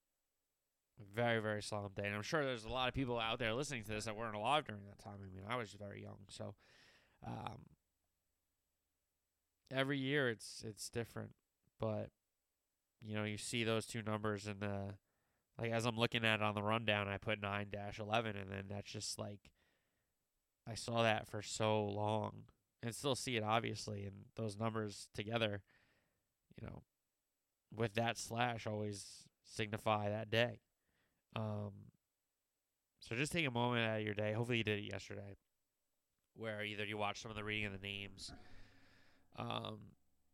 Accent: New Jersey, United States; I'm from Jersey

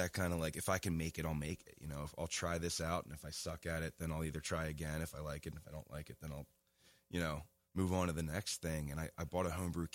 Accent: Abington, Pennsylvania, United States; now in Lancaster, United States; I was born in Abington, Pennsylvania in 1986. It's just outside of Philly, and now I reside in Lancaster downtown

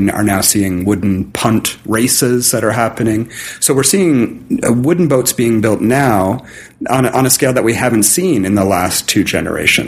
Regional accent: Southern Ontario, Canada; moved away; I grew up in Southern Ontario

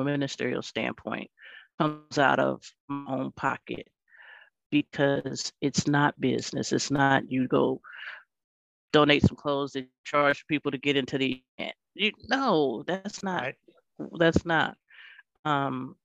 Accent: Los Angeles, California, United States; I grew up in Los Angeles

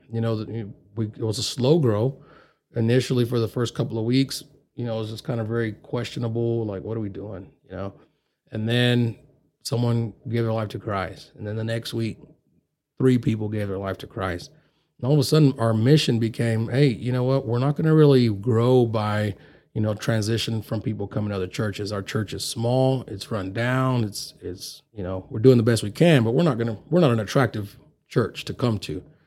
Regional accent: Grand Prairie, Texas, United States; moved away as an adult; now in Amarillo, United States; I'm from South Grand Prairie Highs where I went to high school

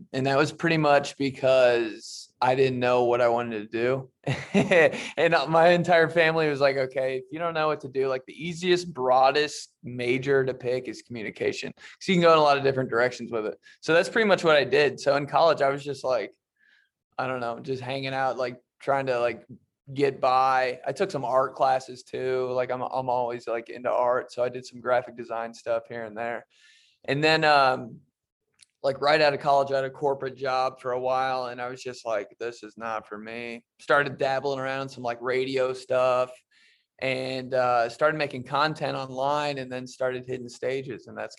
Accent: Indianapolis, Indiana, United States; also born or lived in Michigan; I was born in Michigan, a little city outside Detroit. I moved to Indianapolis when I was 4.

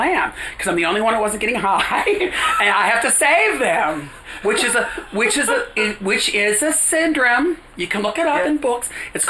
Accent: New York, United States; also born or lived in Silver Lake, United States; She liked my energy. I was from New York and things like that.

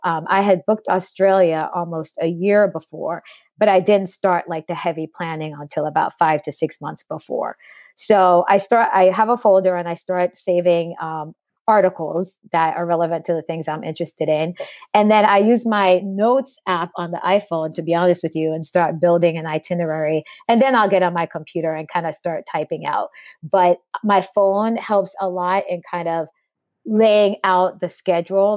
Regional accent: Jamaica; I'm from Jamaica

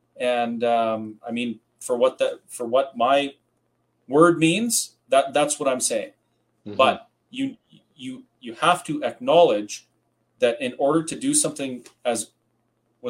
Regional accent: Kamloops, British Columbia, Canada; moved away as an adult; also born or lived in Campbell River, British Columbia; now in Alberta, Canada; I'm originally from Campbell River. Well, I grew up in Kamloops, but I spent my teenage years in Campbell River

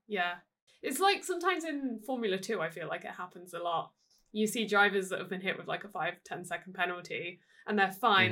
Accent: United Kingdom; I'm British

